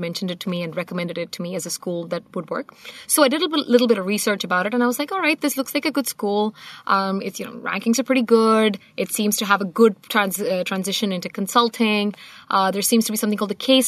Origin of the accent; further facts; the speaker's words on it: Singapore; moved away as an adult; now in Charlottesville, United States; I am from Singapore. I spent the last 16 years over there.